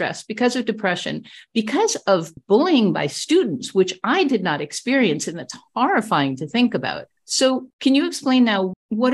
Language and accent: English; New York, United States; moved away as an adult; also born or lived in New Mexico; I'm from New York, but I became a teacher in New Mexico